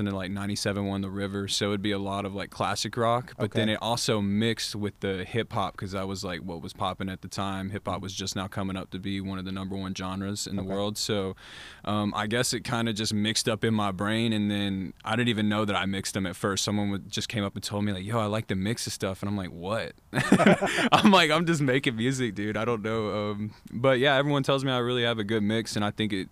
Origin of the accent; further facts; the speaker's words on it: North Georgia, United States; I'm kind of from North Georgia a little bit